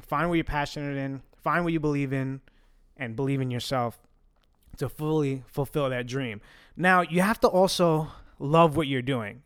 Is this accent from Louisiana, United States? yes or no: no; New York City, New York, United States; first language Italian; English is a second language; growing up Italian, where are we from? We are from Williamsburg, Brooklyn, New York